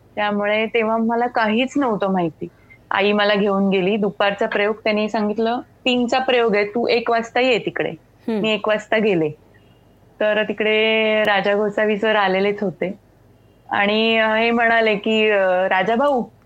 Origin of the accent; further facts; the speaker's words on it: Goa, India; मी खरं तर कोकणी आहे गोव्याची आहे मी त्यामुळे माझ्या कानावर कोकणी